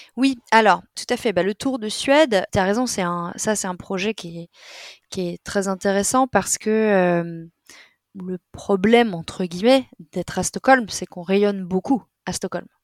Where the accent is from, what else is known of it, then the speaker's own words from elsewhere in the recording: France; moved away as an adult; now in Sweden; On a une façon en tant que Français d'être très direct